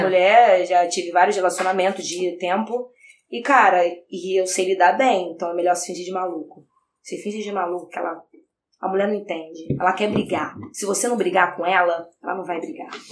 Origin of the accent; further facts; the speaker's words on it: São Gonçalo, Rio de Janeiro, Brazil; moved away as an adult; now in Niterói, Brazil; vim de Niterói, mas eu sou de São Gonçalo